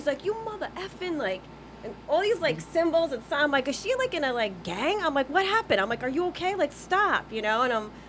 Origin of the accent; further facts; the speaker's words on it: New Jersey, United States; I'm from Jersey